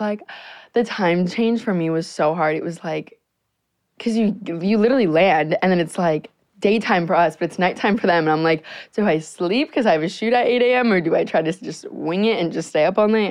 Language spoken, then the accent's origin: English; Naples, Florida, United States; moved away as an adult; now in Los Angeles, United States; I'm literally 17 years old and I live in Naples, Florida